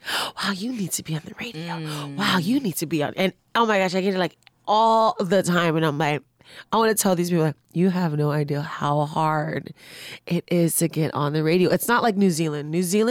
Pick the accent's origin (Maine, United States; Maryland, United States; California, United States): California, United States; Carson; I'm from Carson.